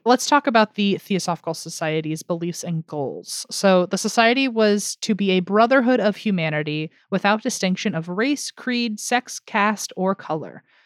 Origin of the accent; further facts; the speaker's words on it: United States; I'm American through and through here